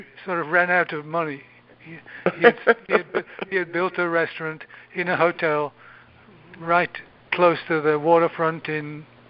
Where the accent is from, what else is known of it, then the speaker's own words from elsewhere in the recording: Huddersfield, Yorkshire and the Humber, United Kingdom; moved away; this particular boys' high school in Huddersfield, my hometown